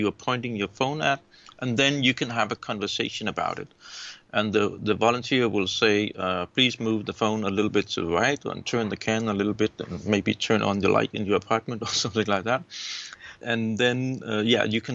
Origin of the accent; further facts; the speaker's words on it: Denmark; I am from Denmark and 53 years old now.